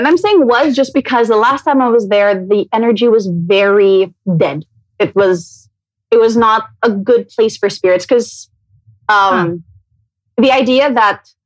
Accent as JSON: {"language": "English", "town": "Cebu City", "region": "Central Visayas", "country": "Philippines", "tie": "born or raised there", "also_born_or_lived": "Manila", "moved": "as an adult", "said": "So I grew up in Cebu. I moved to Manila when I was 18"}